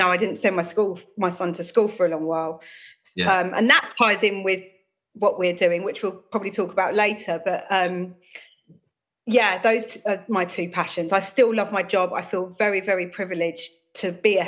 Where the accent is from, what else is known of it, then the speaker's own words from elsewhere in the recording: Croydon, London, United Kingdom; I come from Croydon, born and bred